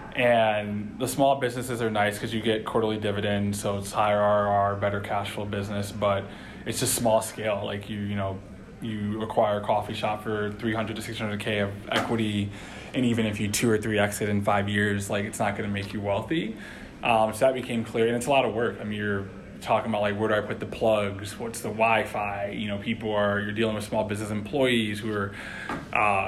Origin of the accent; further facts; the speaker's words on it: Detroit, Michigan, United States; moved away; also born or lived in Evanston, Illinois / New York / Boston; I'm originally from Detroit, Michigan. First generation Haitian American.